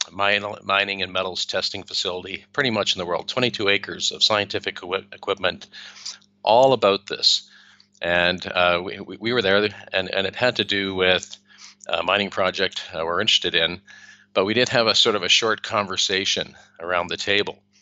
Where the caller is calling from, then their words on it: Spain; I'm I'm calling in from Spain, and it's really sunny here.